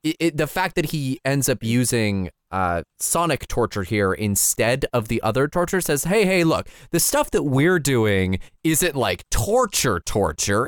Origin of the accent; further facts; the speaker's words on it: San Diego, California, United States; Growing up in California, in San Diego